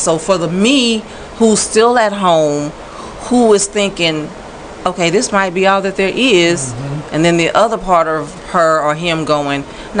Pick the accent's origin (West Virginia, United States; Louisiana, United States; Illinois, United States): Louisiana, United States; Bunkie; moved away; that little girl growing up in Bunky. Population at the time was probably all of 10,000, maybe.